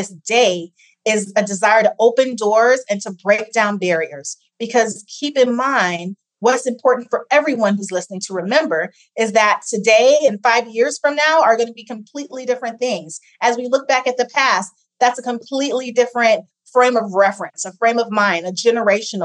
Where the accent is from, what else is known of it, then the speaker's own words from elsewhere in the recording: Ohio, United States; also born or lived in Massachusetts; I grew up in Ohio, so I'm a Midwesterner